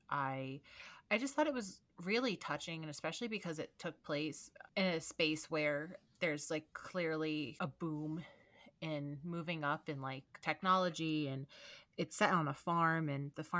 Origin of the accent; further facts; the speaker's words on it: United States; I'm too American